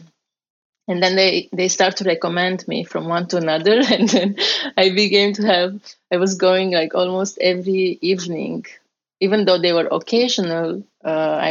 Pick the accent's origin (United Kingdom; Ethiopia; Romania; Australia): Romania; English is a second language; moved away as an adult; also born or lived in Strasbourg, France; now in United States; I came from Romania with an exchange program